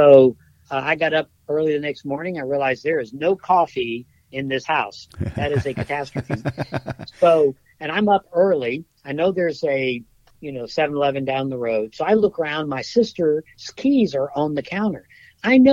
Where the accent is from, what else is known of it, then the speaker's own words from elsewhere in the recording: United States; I'm an American.